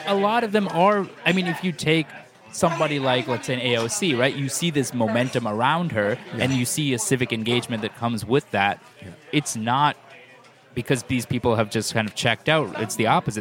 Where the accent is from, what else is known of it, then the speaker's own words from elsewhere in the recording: Worcester, Massachusetts, United States; I grew up in Worcester, Massachusetts